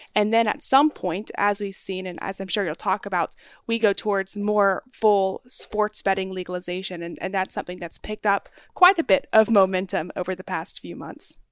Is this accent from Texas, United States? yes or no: yes; North Texas, United States; I grew up in North Texas, right there on the border of Oklahoma